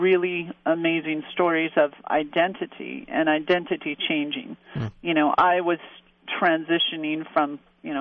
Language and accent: English; Montana, United States; moved away; So I got back to this relatively small town in Montana